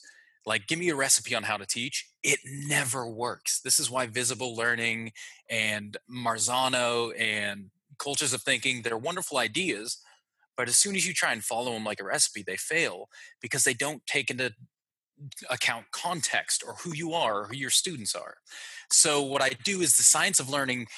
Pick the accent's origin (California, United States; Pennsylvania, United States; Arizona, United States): Pennsylvania, United States; Pittsburgh; moved away as an adult; now in Melbourne, Australia; Born in Pittsburgh